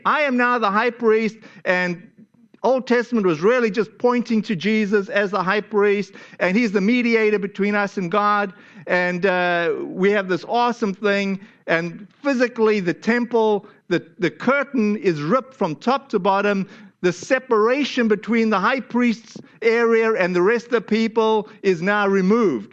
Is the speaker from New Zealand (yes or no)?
no; South Africa; moved away; my home country, to South Africa